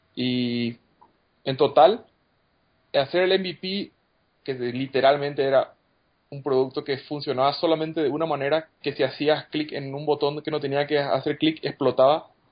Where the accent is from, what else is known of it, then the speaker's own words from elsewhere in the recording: Paraguay; moved away as an adult; now in Mexico; Mi cofundador y yo somos paraguayos y nos mudamos a México hace un año y medio aproximadamente para arrancar Toki